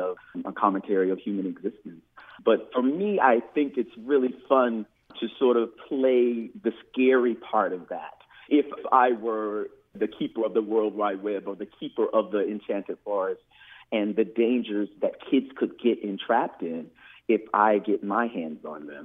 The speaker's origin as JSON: {"language": "English", "town": "Fairhope", "region": "Alabama", "country": "United States", "tie": "born or raised there", "also_born_or_lived": "Pensacola, Florida", "moved": "as an adult", "lives_now": "New Orleans, United States", "said": "I was born in Pensacola, Florida, and raised in a little town called Fairhope, Alabama, all there on the Gulf Coast"}